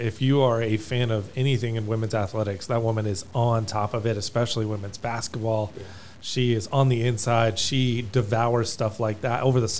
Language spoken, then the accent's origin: English; Tucson, Arizona, United States; I'm a Tucson native